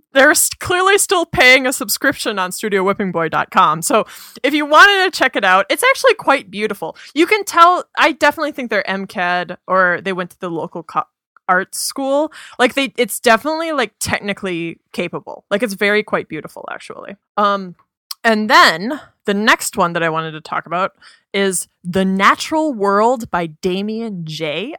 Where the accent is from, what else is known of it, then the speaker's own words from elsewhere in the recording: Minnesota, United States; I grew up in Minnesota